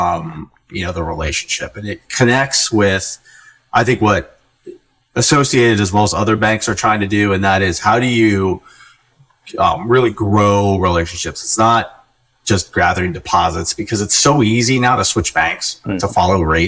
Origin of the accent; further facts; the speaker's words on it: Colorado, United States; moved away; I was born and raised in Colorado and have moved all over the country